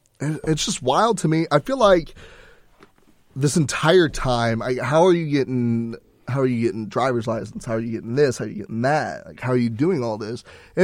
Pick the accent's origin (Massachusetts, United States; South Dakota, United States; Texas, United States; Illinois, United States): Texas, United States; And I think we see that a lot more because we're from Texas